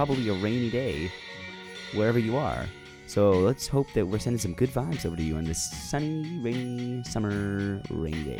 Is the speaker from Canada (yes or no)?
yes; Vancouver, British Columbia, Canada; I'm from Vancouver.